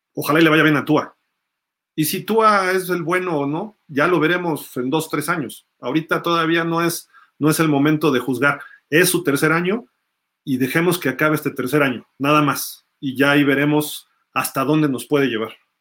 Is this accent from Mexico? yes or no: yes; Mexico; soy mexicano